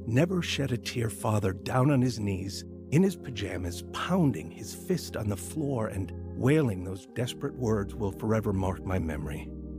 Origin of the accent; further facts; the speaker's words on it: Kearney, Nebraska, United States; My two brothers and I grew up in Kearney, Nebraska.